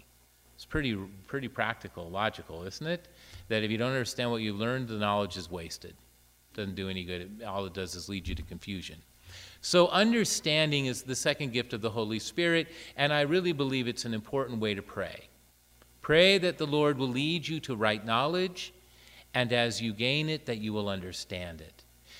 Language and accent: English; Iran; English is a second language; moved away; unable to speak a word of English. And knowing that I was representing Muslims because I was from Iran, how hard is that to understand?